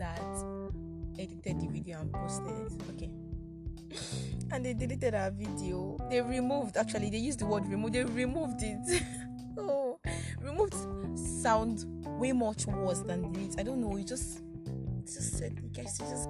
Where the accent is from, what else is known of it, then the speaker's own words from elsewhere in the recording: Nigeria; I'm Nigerian, so it's afternoon